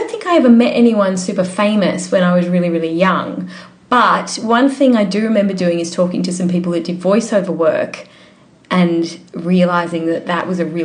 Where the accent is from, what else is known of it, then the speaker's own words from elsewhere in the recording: Mittagong, New South Wales, Australia; now in Sydney, Australia; I grew up in the Southern Highlands